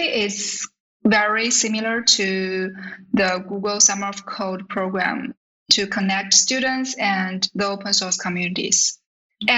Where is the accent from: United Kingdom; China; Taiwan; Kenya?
China; Shanghai; come from Shanghai, China